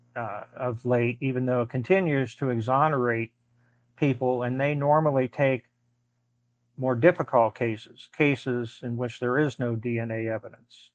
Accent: Ohio, United States; moved away as an adult; also born or lived in Chicago, Illinois / Pittsburgh, Pennsylvania; Ohio, my home state

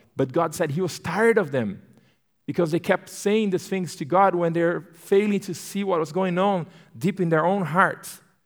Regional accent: Brazil; English is a second language; moved away as an adult; also born or lived in Turkey; now in United States; I'm born and raised in Brazil. So, yes, I have an accent

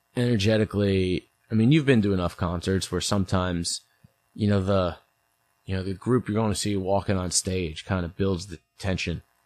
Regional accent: St. Louis, Missouri, United States; born or raised there; also born or lived in New York

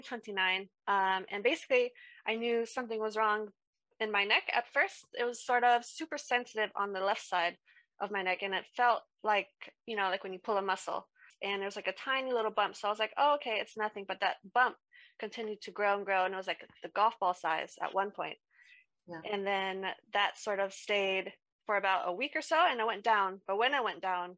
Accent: United States; moved away as an adult; now in United Kingdom; I'm from America, so I moved here to the UK in 2019

